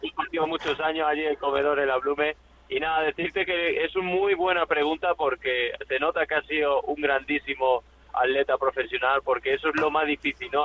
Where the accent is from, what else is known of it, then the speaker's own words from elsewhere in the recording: Llerena, Extremadura, Spain; en mi tierra, en Llerena y Extremadura